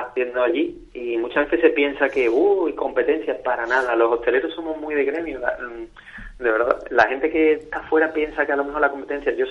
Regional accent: Málaga, Andalusia, Spain; also born or lived in Seville; nací en Sevilla pero crío en Málaga. Mi familia que es de Córdoba

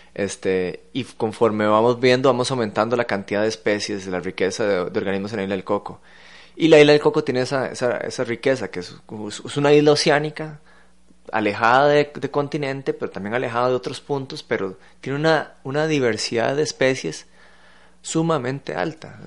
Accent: San José, Costa Rica; como josefinos, que vivir en una capital, alejado de la costa

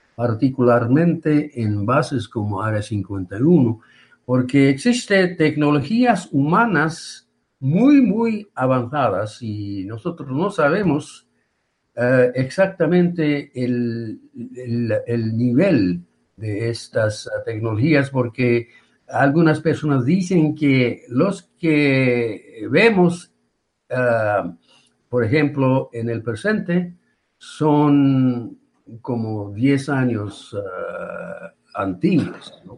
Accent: Yokohama, Kanagawa, Japan; Spanish is a second language; moved away as an adult; also born or lived in Albuquerque, New Mexico; now in New Mexico, United States; nací y creí, crecí en Yokohama

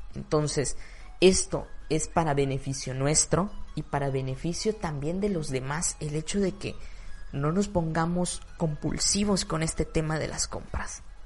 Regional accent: Mexico; En mi ciudad, en mi país

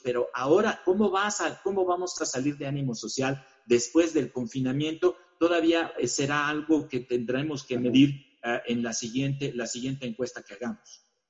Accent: Mexico; como mexicanos

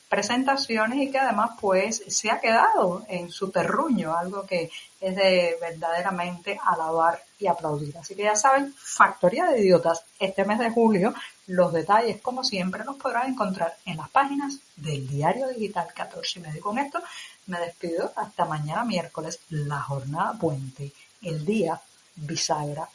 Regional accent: Cuba; cubana, periodista, ciudadana

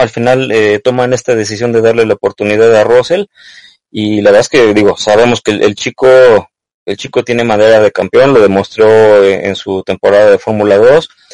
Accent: Mexico; como mexicanos, como latinos

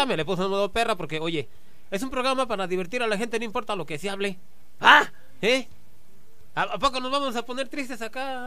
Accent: Santa Ana Maya, Michoacán, Mexico; a mi pueblo hermoso, Santana Maya, Michoacán

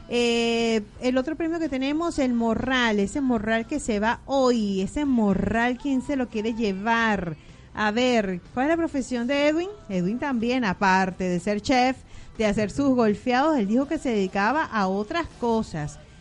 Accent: Venezuela; now in Argentina; los venezolanos somos gente luchadora

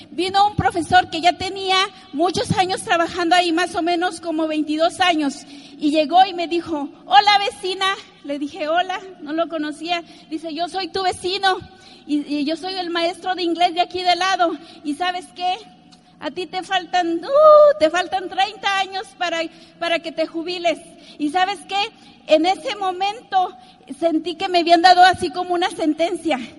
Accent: Mexico; born or raised there

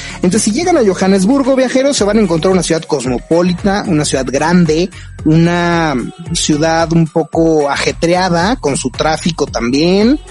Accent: Mexico; como mexicanos necesitamos visa

